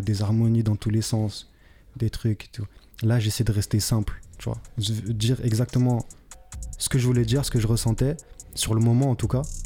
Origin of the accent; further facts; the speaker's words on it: France; also born or lived in Paris region; je suis français